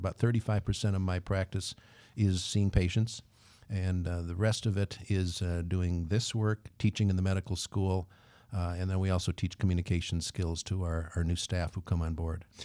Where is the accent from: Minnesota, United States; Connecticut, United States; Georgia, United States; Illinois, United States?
Minnesota, United States; Twin Cities; I grew up in the Twin Cities. It was a uh, suburb uh, just north of, right between Minneapolis and St. Paul